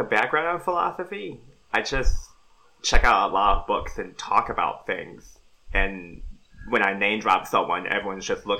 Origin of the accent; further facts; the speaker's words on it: Compton, California, United States; moved away as an adult; also born or lived in Gardena / Los Angeles; now in San Diego, United States; my hometown is Compton. I was born in a hospital in Gardena, but I've lived in Compton for about 2 decades. Been through school there, mostly